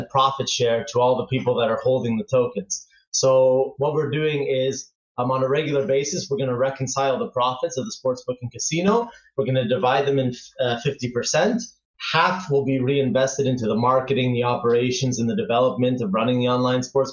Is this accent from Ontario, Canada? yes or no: yes; Toronto, Ontario, Canada; moved away as an adult; now in Barcelona, Spain; I grew up in Canada and from Toronto, so I spend almost 30 years there.